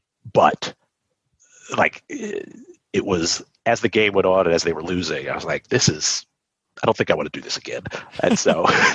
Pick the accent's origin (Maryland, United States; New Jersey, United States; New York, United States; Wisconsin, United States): New Jersey, United States; also born or lived in Chicago / Richmond; I was born in Chicago. I moved to Richmond when I was like in the first or second grade, right? And I lived there for a few years. And then we moved to New Jersey.